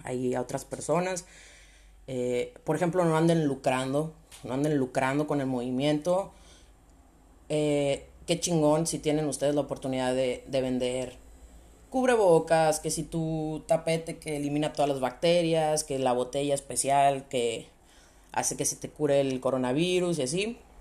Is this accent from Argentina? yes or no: no; Sonora, Mexico; also born or lived in León, Guanajuato, Mexico; now in Spain; Normalmente vivo en León, Guanajuato, en México, aunque soy de Sonora. Ahí por si el acento me, me delata un poquito.